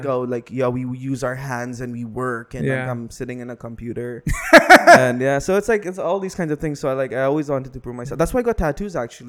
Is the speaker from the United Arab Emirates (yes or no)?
yes; Dubai, United Arab Emirates; I'm born and raised in Dubai.